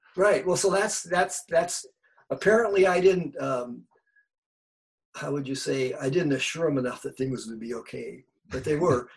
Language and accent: English; Bay Area, California, United States; I grew up in the Bay Area.